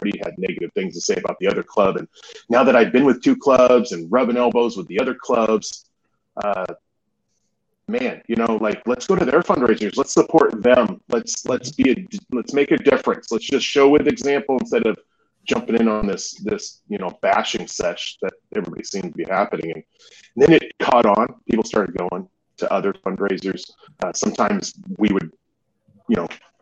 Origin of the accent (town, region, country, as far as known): Western Washington, United States